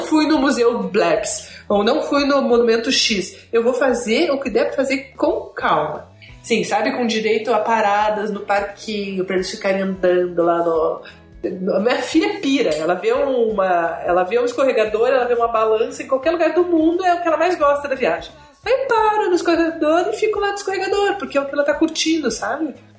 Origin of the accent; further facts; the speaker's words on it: Curitiba, Paraná, Brazil; sou de Curitiba, nasci em Curitiba, moro em Curitiba